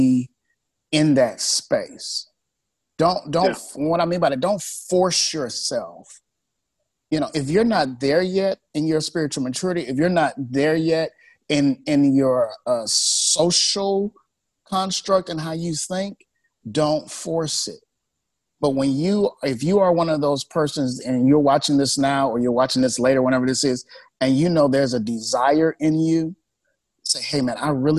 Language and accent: English; Chicago, Illinois, United States; moved away as an adult; now in Sacramento, United States; I grew up in Chicago